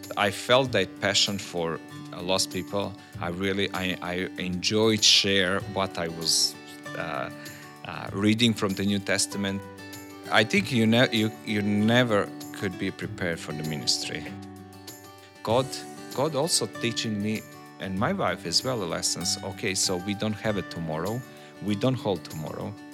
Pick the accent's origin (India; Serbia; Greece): Serbia; I'm from Serbia.